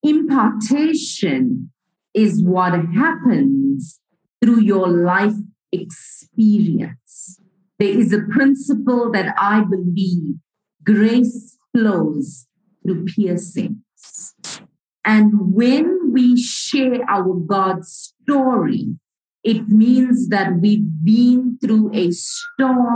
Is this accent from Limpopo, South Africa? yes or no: no; Port Shepstone, KwaZulu-Natal, South Africa; I was growing up in South Africa, in the province of KwaZulu-Natal, in a little town called Port Shepstone, a coastal town